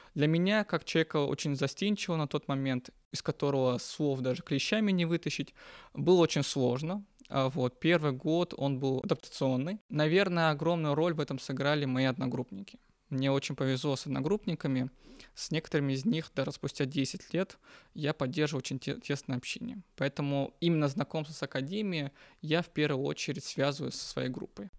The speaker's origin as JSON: {"language": "Russian", "region": "North Caucasus", "country": "Russia", "tie": "born or raised there", "moved": "as an adult", "lives_now": "Moscow, Russia", "said": "Я родом из Северного Кавказа"}